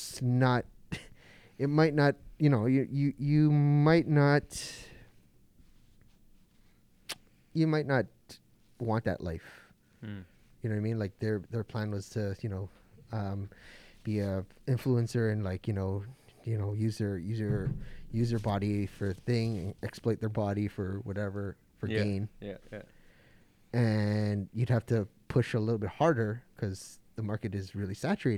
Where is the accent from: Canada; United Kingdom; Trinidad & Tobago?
Canada; Toronto, Ontario; also born or lived in Mississauga; half Japanese, half Filipino, full Canadian, born and raised in Toronto and Toronto